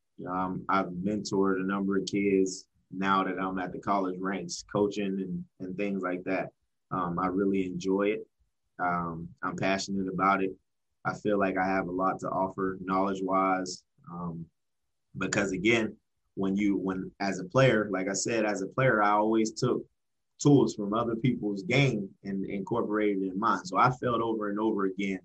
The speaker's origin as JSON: {"language": "English", "town": "Erie", "region": "Pennsylvania", "country": "United States", "tie": "born or raised there"}